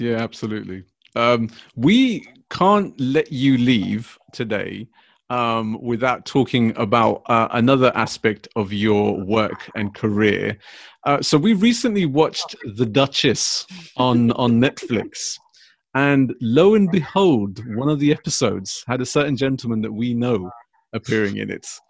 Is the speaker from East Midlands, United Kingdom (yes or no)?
no; London, United Kingdom; growing up in London, obviously throughout my whole life